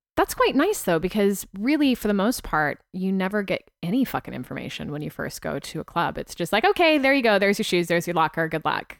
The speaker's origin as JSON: {"language": "English", "country": "United States", "also_born_or_lived": "United Kingdom", "accent": "American", "moved": "yes", "said": "my American accent in the U K served me very well."}